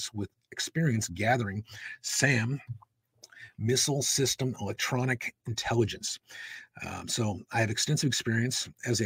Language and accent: English; Nevada, United States; in my home state of Nevada